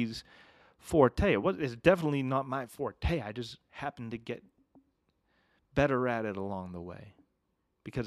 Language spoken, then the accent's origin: English; Massachusetts, United States; now in Ogden, United States; I grew up in New England